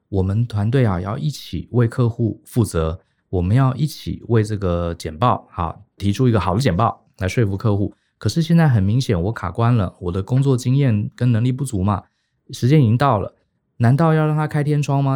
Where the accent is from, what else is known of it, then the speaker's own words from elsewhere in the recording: Taiwan; 我们台湾人跟日本人这点很像啊，就是我们从小受一个教育，就是不要麻烦别人